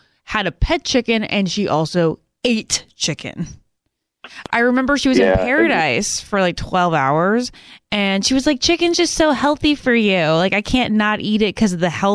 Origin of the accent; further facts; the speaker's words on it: Virginia, United States; moved away; when I'm at home in Virginia